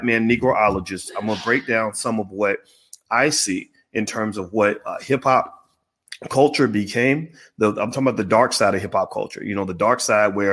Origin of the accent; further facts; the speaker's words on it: Louisville, Kentucky, United States; I'm from Louisville